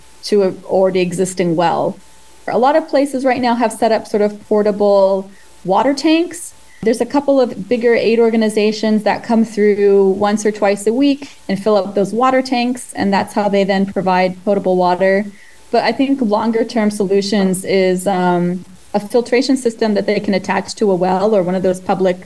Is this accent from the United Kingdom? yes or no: no; Israel; moved away; also born or lived in Ukraine; growing up in Israel, a lot of my friends are from the Ukrainian diaspora.